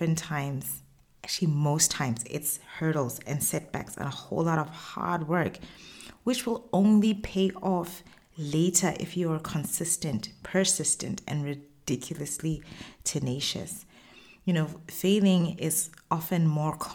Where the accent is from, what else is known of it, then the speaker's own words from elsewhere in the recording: Botswana; moved away as an adult; now in Middle East; I've run businesses in the Middle East, where I've lived for the past 10 years, as well as in my home country, Botswana.